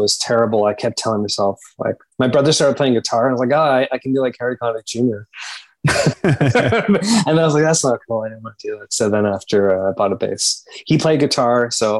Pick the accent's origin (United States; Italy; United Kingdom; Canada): Canada; Montreal, Quebec; My parents, I mean, I grew up, I'm of Indian heritage. So I grew up, my parents would watch Bollywood films all the time